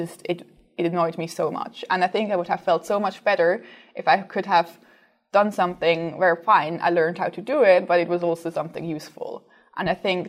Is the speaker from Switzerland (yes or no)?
yes; Basel, Basel-Stadt, Switzerland; moved away as an adult; now in London, United Kingdom; I'm from Switzerland, from the northwest, a city called Basel